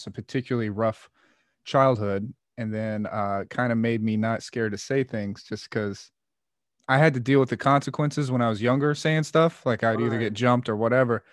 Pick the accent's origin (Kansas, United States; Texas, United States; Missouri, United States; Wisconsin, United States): Kansas, United States; moved away; also born or lived in Oakland, California; I grew up in Kansas